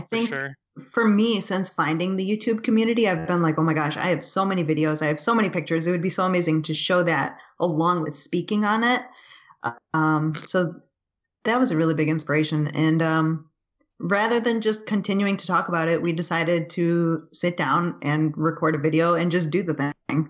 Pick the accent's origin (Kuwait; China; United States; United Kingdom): United States; Buffalo, New York; also born or lived in California; I was born and we moved away from California into Buffalo.